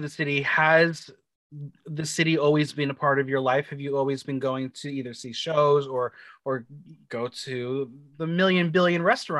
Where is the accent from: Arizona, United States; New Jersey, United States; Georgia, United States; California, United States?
New Jersey, United States; Bergen County; I'm still living in New Jersey with my mom. I'm from Bergen County.